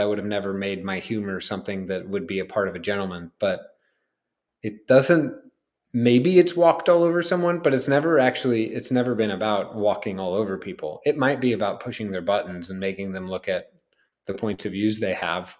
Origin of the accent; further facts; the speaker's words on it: Kansas, United States; also born or lived in Chicago; people might think that because I grew up some in Kansas that I was like around horses, but I wasn't.